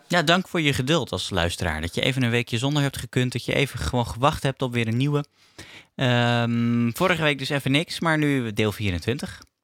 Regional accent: Netherlands; als Nederlander

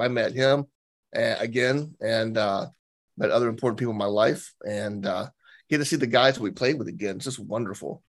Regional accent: Alabama, United States; I'm from Alabama

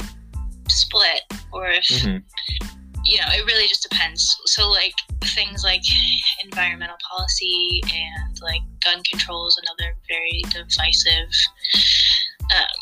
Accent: Sleeping Bear Dunes National Lakeshore, Michigan, United States; also born or lived in northern Wisconsin; I grew up basically in the Sleeping Bear Dunes National Lakeshore

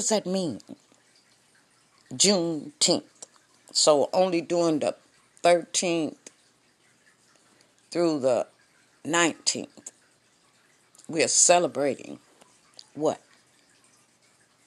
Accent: Fresno, California, United States; I am from Fresno, California

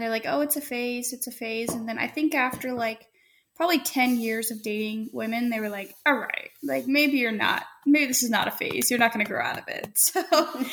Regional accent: Plant City, Florida, United States; moved away as an adult; now in California, United States; We're from Plant City, Florida.

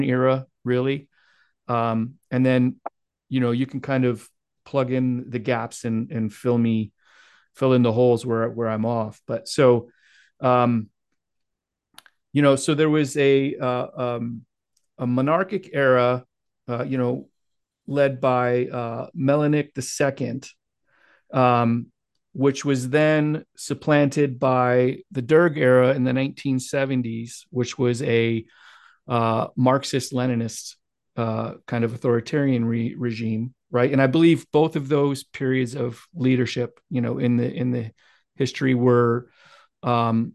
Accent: Midwest America, United States; as an American, white male American growing up in Midwest America

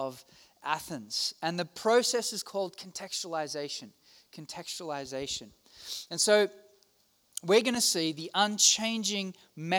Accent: Australia; I'm from Australia.

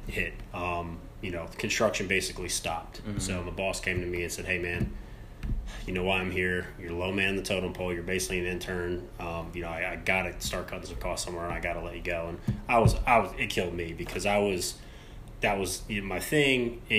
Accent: New York, United States; moved away as an adult; also born or lived in Albany, New York; now in Charlotte, United States; So I'm originally from New York, lived up there till I was about 22

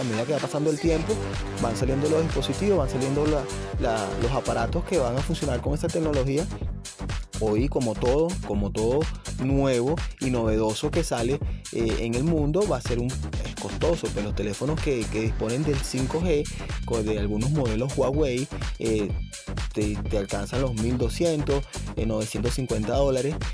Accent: Venezuela; aquí en Venezuela

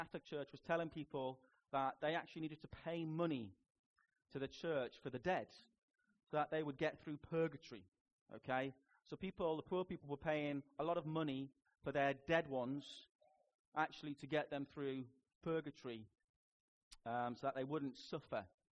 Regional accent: Newcastle upon Tyne, North East England, United Kingdom; accent: Geordie; moved away; And I grew up in Biker. We are Biker Grove, you know. I can do a Geordie accent. I was in Biker for 16 years of my life, and I was in Newcastle for 19

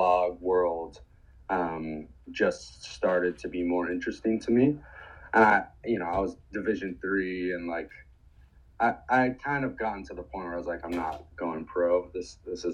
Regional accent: New York City, New York, United States; I grew up in New York City

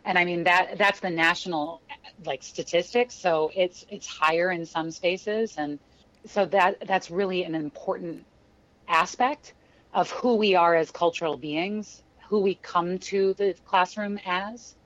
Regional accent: St. Louis, Missouri, United States; moved away as an adult; also born or lived in Kansas City, Missouri / Chicago; I grew up in St. Louis, Missouri

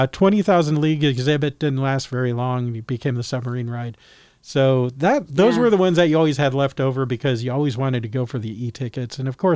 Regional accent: California, United States; Of course, growing up in Christian schools, private schools in California, there was Christian School Day.

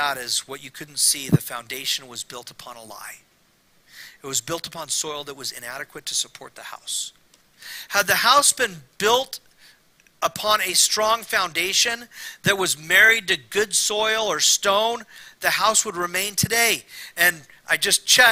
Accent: Temecula, California, United States; also born or lived in Fullerton, California; My mom moved us to Temecula, and I grew up there the rest of my childhood, early adulthood.

